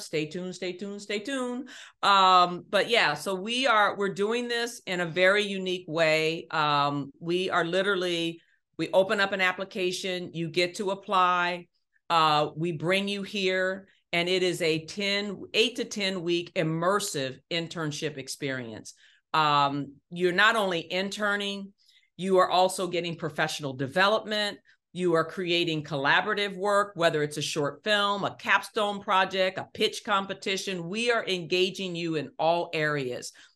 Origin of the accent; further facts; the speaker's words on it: Ohio, United States; moved away; grew up in Ohio. Um, one of six children